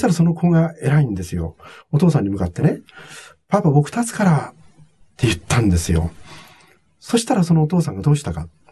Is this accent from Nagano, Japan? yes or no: yes; Togakushi, Nagano, Japan; born or raised there; moved away as an adult; also born or lived in United States